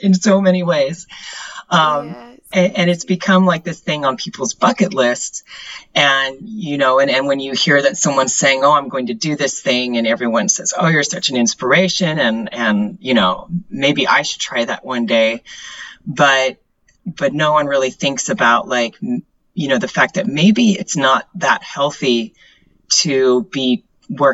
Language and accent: English; Oklahoma, United States; moved away as an adult; also born or lived in Germany / England; now in Florida, United States; I grew up in Oklahoma